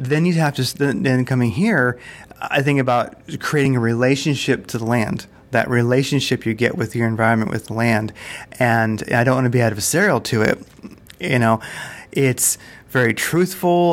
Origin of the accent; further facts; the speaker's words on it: Delaware, United States; moved away as an adult; also born or lived in Seattle area, Washington; now in Arizona, United States; I grew up in the East Coast, and that was in Delaware, and it was right there in the Delaware PA border.